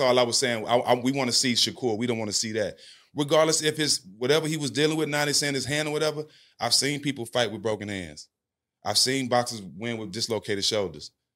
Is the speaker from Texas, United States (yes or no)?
yes; Port Arthur, Texas, United States; also born or lived in Houston, Texas; I grew up on the West Side of Port Arthur, uh, same hometown as … and …